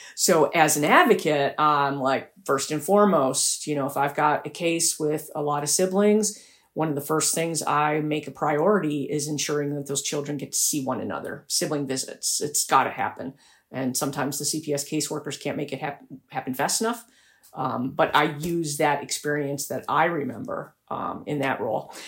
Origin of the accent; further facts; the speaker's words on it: Buffalo, New York, United States; moved away; I went back to my hometown in Buffalo, New York